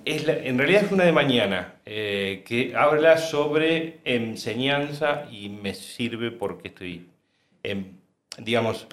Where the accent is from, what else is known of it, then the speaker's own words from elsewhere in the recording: San Jorge, Santa Fe, Argentina; No soy de acá, no soy de, de Córdoba capital, soy de San Jorge, Santa Fe.